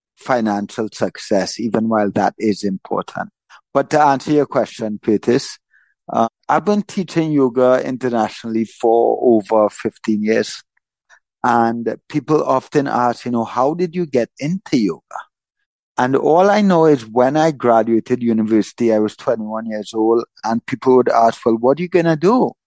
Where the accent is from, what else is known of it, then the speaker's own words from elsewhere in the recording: Trinidad & Tobago; also born or lived in Florida; I was born in Trinidad. I've lived in Trinidad my whole life